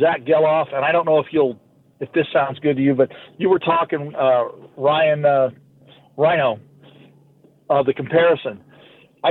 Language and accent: English; Sacramento, California, United States; now in Texas, United States; I grew up in Sacramento